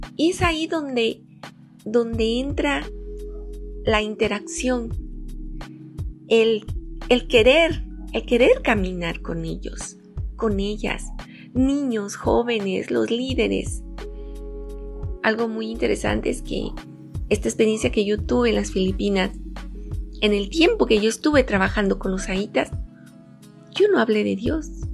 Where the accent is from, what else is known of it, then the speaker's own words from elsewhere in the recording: Oaxaca, Mexico; parto de mi experiencia como oaxaqueña. Aquí en mi estado tenemos ocho regiones